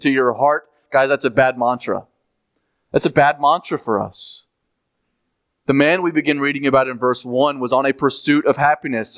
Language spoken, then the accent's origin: English; United States; as American people